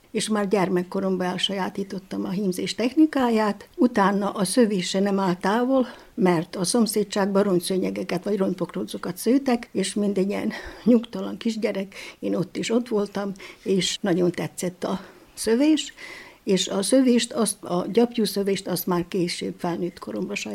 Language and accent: Hungarian; Csóka, Vojvodina, Serbia; now in Bačka Topola, Serbia; Terjáról Csókára költöztünk, és ide Bácskába jöttem férjhez, itt élek két gyermekemmel Topolyán